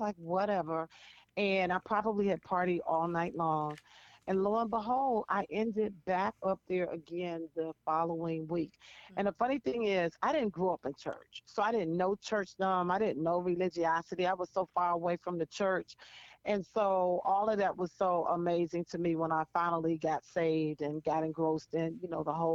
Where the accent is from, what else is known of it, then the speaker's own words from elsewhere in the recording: Washington, District of Columbia, United States; also born or lived in North Carolina; I'm from Washington, D.C. Used to be the chocolate town, but it's not like that anymore. Mm. Born and raised here